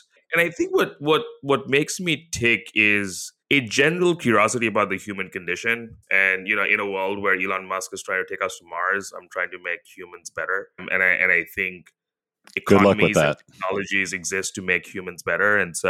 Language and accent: English; India; now in Singapore; Yeah, so, you know, I live in Singapore with my wife, where we both grew up in Asia. So I grew up in India.